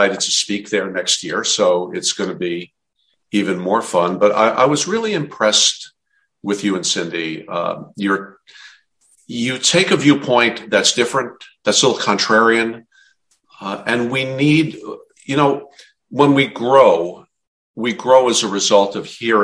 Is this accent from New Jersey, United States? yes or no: yes; New Jersey, United States; I'm from New Jersey